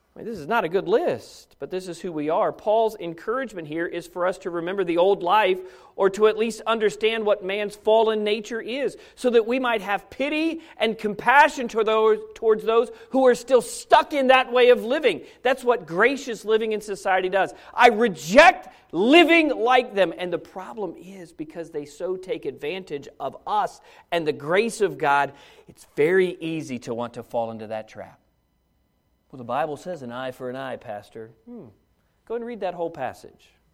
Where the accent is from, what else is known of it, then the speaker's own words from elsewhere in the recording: United States; as an American citizen